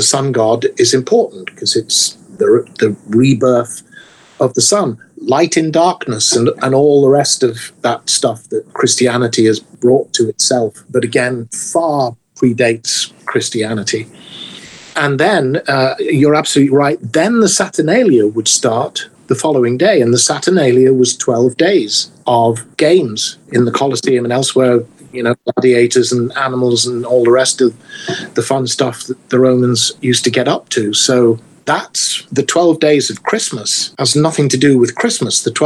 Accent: England, United Kingdom; moved away; growing up in England

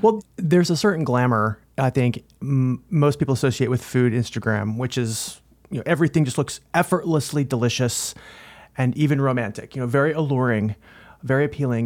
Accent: Northern California, United States; I grew up in Northern California myself

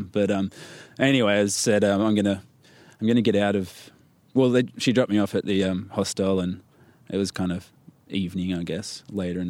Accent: Newcastle, New South Wales, Australia; moved away; I'm from the East Coast, Newcastle, town called Newcastle

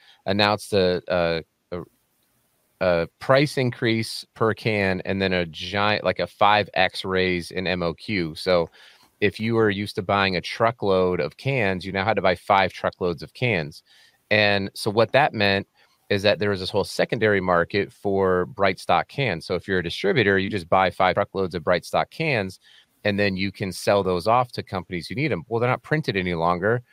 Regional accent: Colorado, United States; now in Salt Lake City, United States; I live in Salt Lake City, Utah, but I'm from Colorado, home of the Denver Nuggets

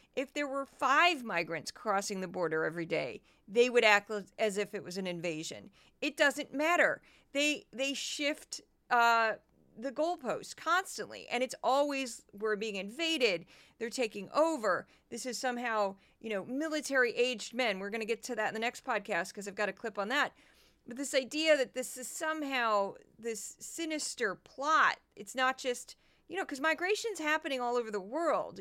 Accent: Missouri, United States; I'm from Missouri.

